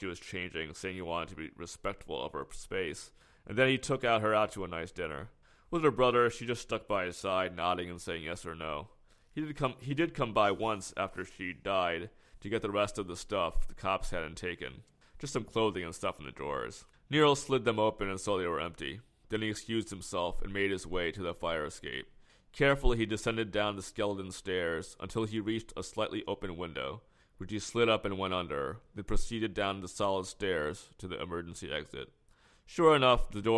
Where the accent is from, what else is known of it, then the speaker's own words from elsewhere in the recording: New York City, New York, United States; growing up in Flushing and Corona